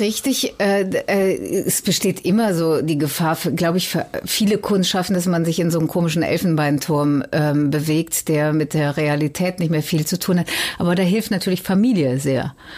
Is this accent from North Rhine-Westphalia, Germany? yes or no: yes; Cologne, North Rhine-Westphalia, Germany; now in Hamburg, Germany; Ich komme aus Köln